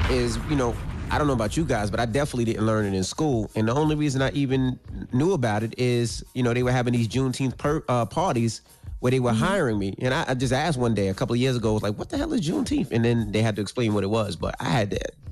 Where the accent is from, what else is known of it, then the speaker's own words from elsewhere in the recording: Indianapolis, Indiana, United States; I'm from Naptown, Indianapolis.